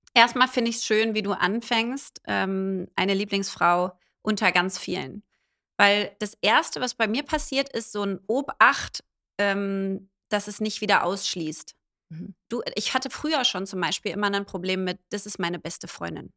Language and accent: German; Berlin, Germany; ich bin Berlinerin